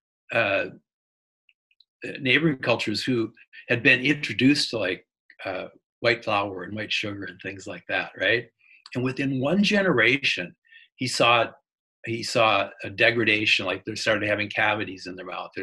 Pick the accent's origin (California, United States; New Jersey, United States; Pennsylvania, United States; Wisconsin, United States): Wisconsin, United States; I grew up in Wisconsin